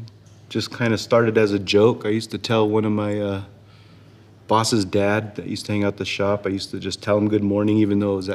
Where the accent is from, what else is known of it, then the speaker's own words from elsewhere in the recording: San Jose, California, United States; also born or lived in Sacramento / New Orleans; Born in Sacramento in 75, but I grew up my whole life here in San Jose.